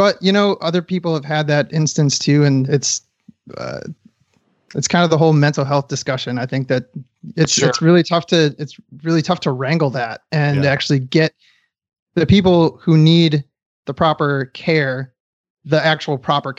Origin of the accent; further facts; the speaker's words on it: Detroit, Michigan, United States; also born or lived in Los Angeles; side note, I'm from Detroit, Michigan, and I've lived in Los Angeles. So I've been around homeless folks